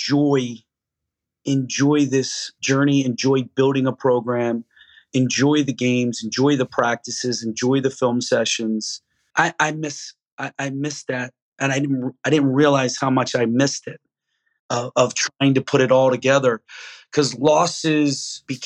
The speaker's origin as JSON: {"language": "English", "town": "Philadelphia", "region": "Pennsylvania", "country": "United States", "said": "I'm from Philly"}